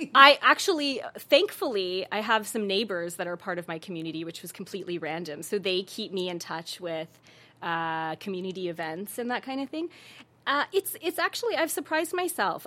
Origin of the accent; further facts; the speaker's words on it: Calgary, Alberta, Canada; moved away as an adult; now in Los Angeles, United States; my parents are from East Africa, so my mom is from Tanzania and my dad is from Kenya and I was born in Calgary